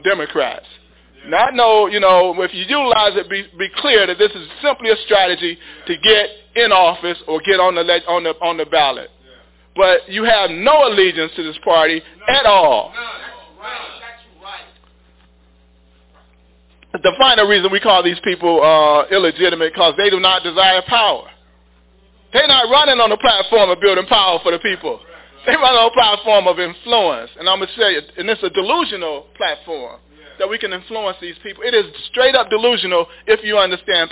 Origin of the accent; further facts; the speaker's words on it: Chicago, Illinois, United States; I grew up in Inglewood.